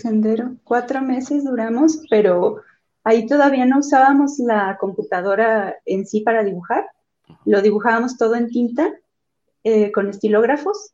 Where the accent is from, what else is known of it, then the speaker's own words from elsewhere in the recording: Celaya, Guanajuato, Mexico; also born or lived in Abasolo, Guanajuato; nosotros nacimos en Celaya, Guanajuato. Eh, ahorita estamos viviendo en Abasolo.